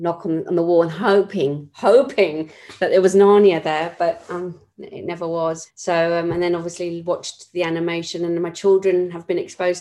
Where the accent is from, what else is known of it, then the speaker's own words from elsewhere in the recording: London, United Kingdom; I was born in West London to a family of eight children.